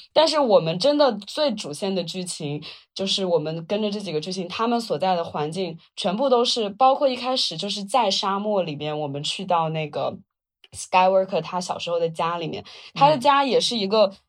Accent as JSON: {"language": "Chinese", "town": "Wuhan", "region": "Hubei", "country": "China", "tie": "born or raised there", "said": "我在长江中下游平原长大"}